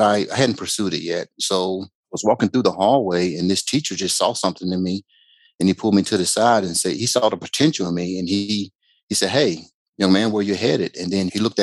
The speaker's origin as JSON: {"language": "English", "town": "Macon", "region": "Georgia", "country": "United States", "tie": "born or raised there", "moved": "yes", "said": "I was born and raised in Macon, Georgia"}